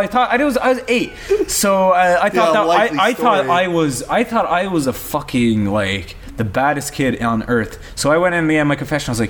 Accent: Ireland

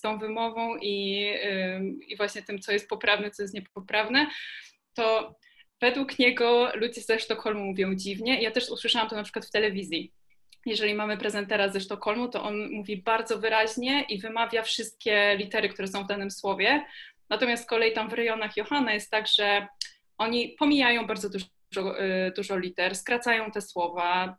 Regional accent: Kraków, Lesser Poland, Poland; jestem z Krakowa

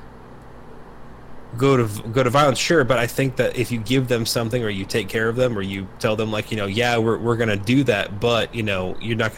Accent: United States; we as an American

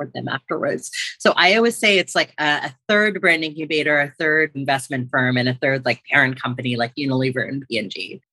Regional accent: United States; I grew up on the East Coast between New York and New Jersey

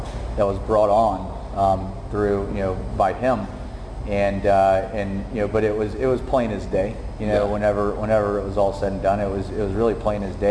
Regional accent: Summerville, South Carolina, United States; I grew up in Somerville

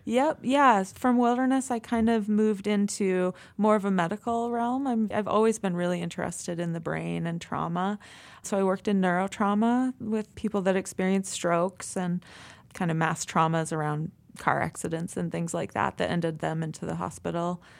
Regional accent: East Coast, United States; moved away as an adult; also born or lived in Oregon; now in Montana, United States; I'm from the East Coast, and so I did all my schooling on the East Coast.

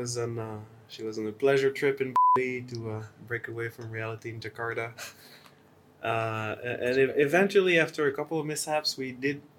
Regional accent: France; moved away as an adult; now in Indonesia; I'm a French guy

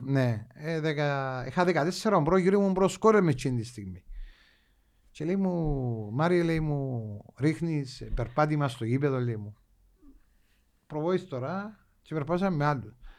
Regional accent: Limassol, Limassol District, Cyprus; εμείς που είμαστε λεμεσιανοί

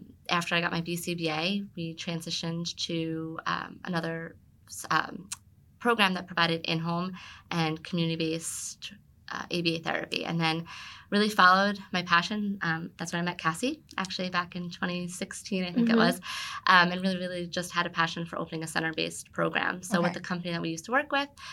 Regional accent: Monroe, New Jersey, United States; also born or lived in Red Bank, New Jersey; I was born and raised in New Jersey, lived in Monroe growing up

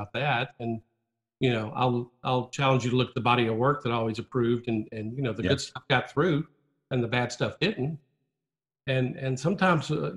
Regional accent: Memphis, Tennessee, United States; I'm a kid from Memphis, not the epicenter for advertising by any stretch of the imagination

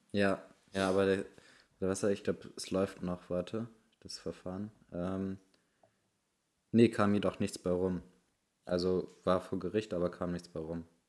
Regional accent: Bremen, Germany; bei uns in Bremen

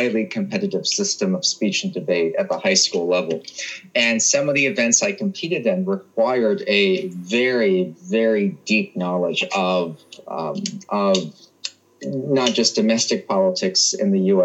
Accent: United States; growing up in the United States as a child of immigrants from East Asia

